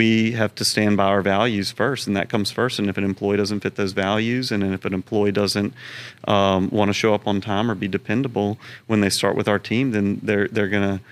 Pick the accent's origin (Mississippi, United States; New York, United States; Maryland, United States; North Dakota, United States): Mississippi, United States; Pass Christian; now in Baton Rouge, United States; We grew up in Pascrucian, Mississippi on the Gulf Coast